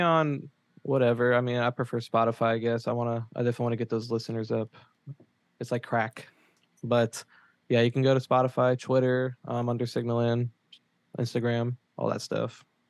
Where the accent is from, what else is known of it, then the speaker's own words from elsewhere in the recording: Memphis, Tennessee, United States; now in Murfreesboro, United States; I grew up in Memphis